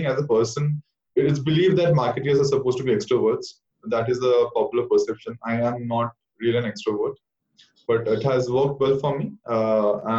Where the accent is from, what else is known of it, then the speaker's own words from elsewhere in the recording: Kolkata, West Bengal, India; I hail from Calcutta